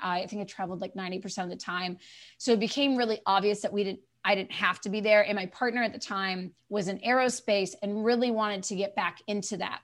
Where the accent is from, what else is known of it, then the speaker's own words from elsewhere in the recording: eastern North Carolina, United States; moved away; I grew up in eastern North Carolina